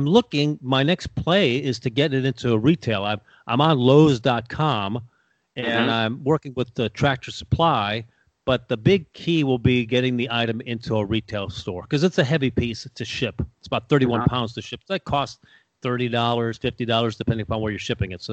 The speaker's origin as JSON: {"language": "English", "town": "Chicago", "region": "Illinois", "country": "United States", "tie": "born or raised there", "moved": "yes", "lives_now": "Tampa, United States", "said": "I was born in Chicago"}